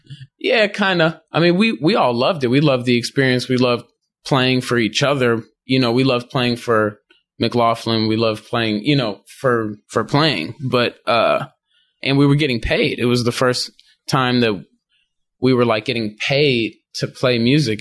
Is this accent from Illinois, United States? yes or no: yes; Chicago, Illinois, United States; growing up in Chicago